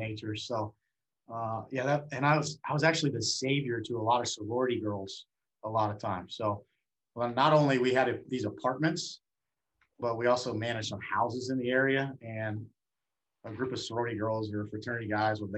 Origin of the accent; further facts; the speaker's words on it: United States; also born or lived in University of Illinois; I lived in small town USA. All right, I mean my hometown had like 1,500 people in it